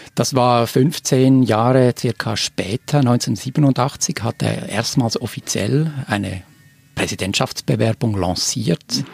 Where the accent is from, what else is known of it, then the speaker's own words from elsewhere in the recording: Switzerland; als Schweizer